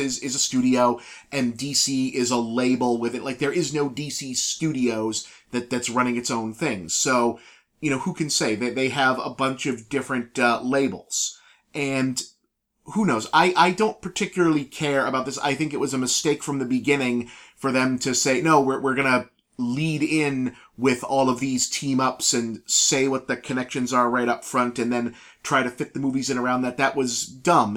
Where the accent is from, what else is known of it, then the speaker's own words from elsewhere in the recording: New England, United States; moved away; we're from New England